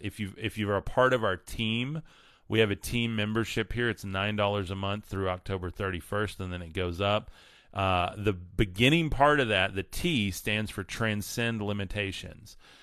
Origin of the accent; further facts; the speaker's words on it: West Texas, United States; I grew up in West Texas